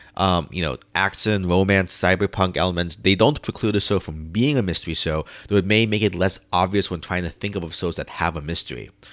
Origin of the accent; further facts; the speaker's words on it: New York City, New York, United States; as a New Yorker